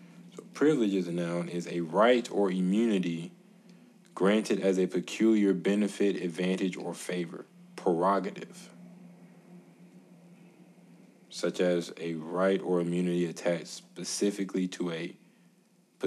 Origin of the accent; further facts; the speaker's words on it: United States; As an American citizen